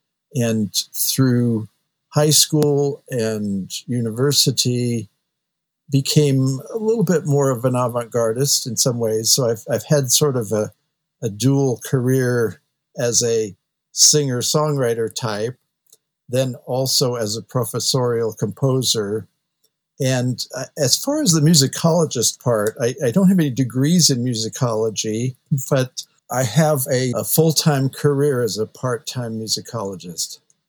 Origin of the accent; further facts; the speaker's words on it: San Jose, California, United States; I was born and raised in San Jose, California, and then the peninsula.